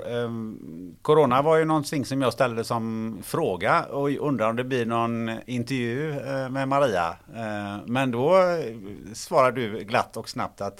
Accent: Gothenburg, Västra Götaland, Sweden; Men jag är ju från Göteborg

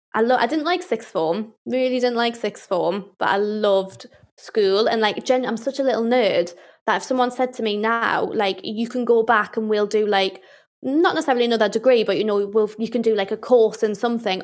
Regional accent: Newcastle, North East England, United Kingdom; accent: Geordie; I'm from Newcastle

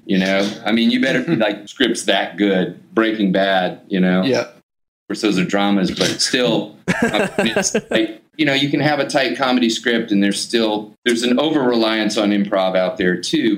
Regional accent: the South, United States; I grew up a Methodist in the South

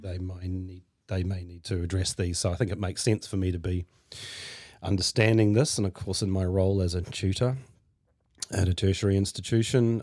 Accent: Hawke's Bay, New Zealand; also born or lived in Norsewood; the place where I first grew up was Hawke's Bay when I was a kid

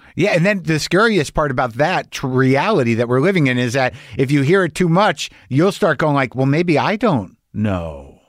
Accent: New Mexico, United States; I grew up in New Mexico

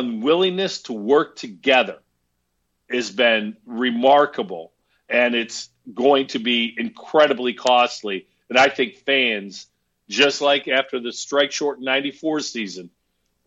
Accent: Herkimer, New York, United States; when I was a kid growing up in Herkimer, New York

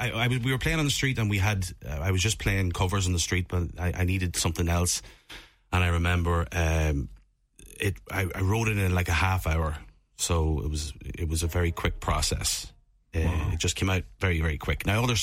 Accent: Monaghan, County Monaghan, Ireland; So I'm from Monaghan town. And I continued that path, and I joined Riverdance as a dancer when I turned 15.

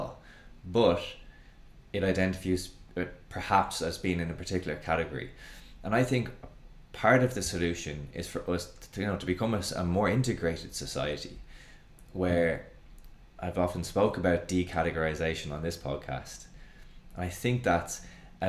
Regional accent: Dublin, Leinster, Ireland; growing up in Dublin

